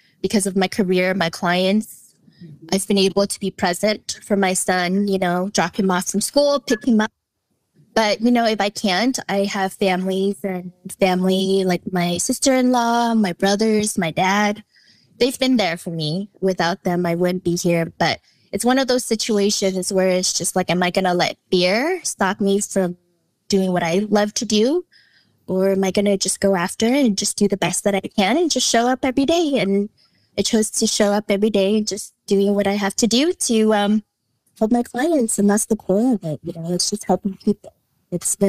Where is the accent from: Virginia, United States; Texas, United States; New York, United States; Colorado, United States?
Colorado, United States; also born or lived in Vietnam; I consider myself as a native. I've been here for over, 25 years